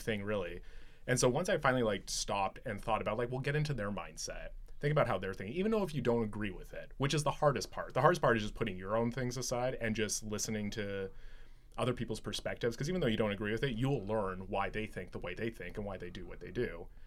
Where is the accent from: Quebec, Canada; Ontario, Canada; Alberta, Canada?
Alberta, Canada; Medicine Hat; I grew up in Southern Alberta, Medicine Hat